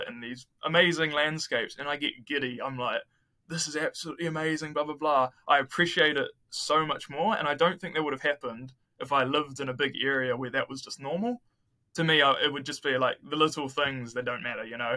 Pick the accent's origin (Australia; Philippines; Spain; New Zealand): New Zealand; I come from New Zealand where it's like a developed country